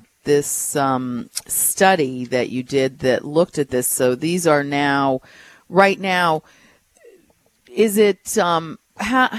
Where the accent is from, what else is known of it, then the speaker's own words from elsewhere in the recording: New York, United States; moved away; I was from New York originally. I go there a lot